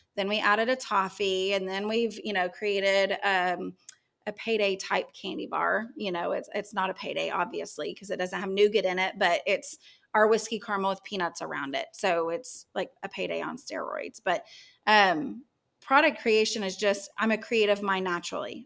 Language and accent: English; Yukon, Oklahoma, United States; growing up in Yukon